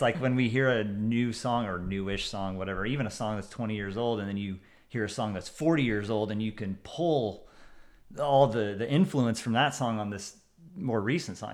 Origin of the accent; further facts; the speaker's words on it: Central Illinois, United States; I'm also from Central Illinois